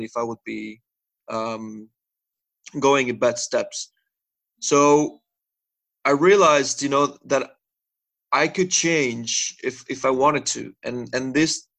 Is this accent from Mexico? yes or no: yes; Mexico; moved away as an adult; now in Netherlands; I'm originally from Mexico, but I've been living here in the Netherlands now for 7 years.